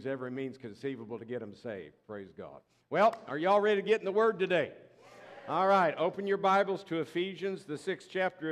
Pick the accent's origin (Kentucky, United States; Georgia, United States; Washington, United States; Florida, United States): Florida, United States; Tampa; moved away; I'm a Florida boy, born and raised in Tampa, Florida